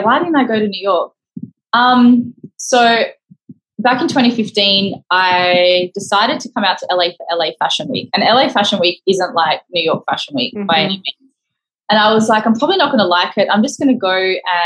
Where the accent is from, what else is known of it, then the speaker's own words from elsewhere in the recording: Perth, Western Australia, Australia; moved away as an adult; now in Los Angeles, United States; I'm from Perth, Western Australia